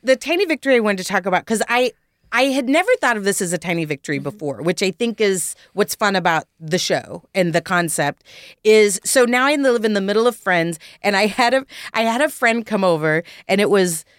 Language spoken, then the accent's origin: English; Texas, United States; now in Los Angeles, United States; I am from Texas, but I lived in L.A. for 20 years